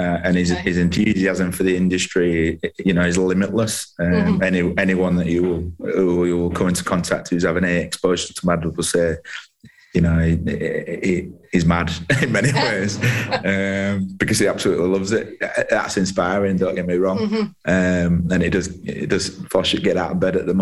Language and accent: English; Halifax, Yorkshire and the Humber, United Kingdom; I'm from Halifax, Caldale.